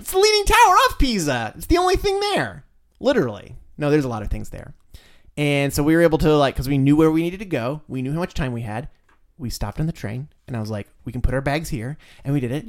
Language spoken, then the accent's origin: English; United States; I'm like a gigantic American male.